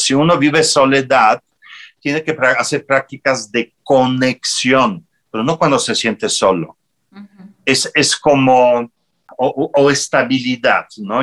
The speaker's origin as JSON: {"language": "Spanish", "country": "Poland", "tie": "born or raised there", "also_born_or_lived": "Italy", "second_language": "Spanish", "moved": "as an adult", "said": "yo salí de mi tierra, salí de Polonia en el 80 81, 82 y fui a Italia"}